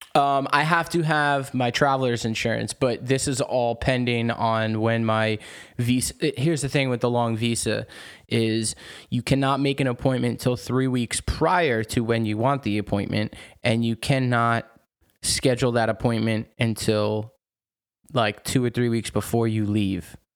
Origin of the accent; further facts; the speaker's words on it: United States; moved away as an adult; also born or lived in New York; now in France; as an American